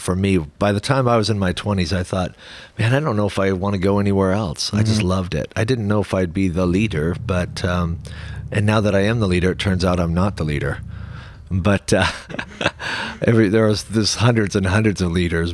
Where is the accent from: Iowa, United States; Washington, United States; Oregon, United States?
Washington, United States; Tacoma; I was born and raised here